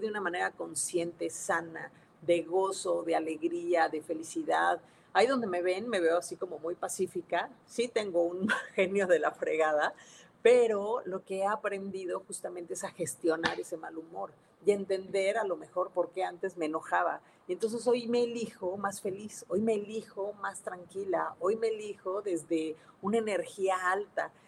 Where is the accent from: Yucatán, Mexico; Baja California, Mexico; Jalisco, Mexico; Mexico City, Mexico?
Mexico City, Mexico; now in Monterrey, Mexico; soy de la Ciudad de México, sí, pero ya no vivo allá, vivo en Monterrey este, Nuevo León